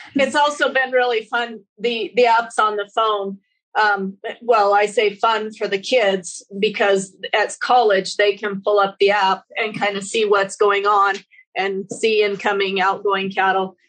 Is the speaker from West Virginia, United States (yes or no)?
no; Wyoming, United States; moved away as an adult; also born or lived in Spokane, Washington; now in Connell, United States; I grew up in Wyoming and we had a cow calf herd